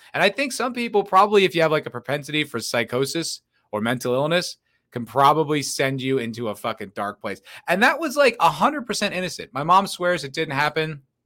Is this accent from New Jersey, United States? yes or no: yes; New Jersey, United States; now in Austin, United States; I'm from New Jersey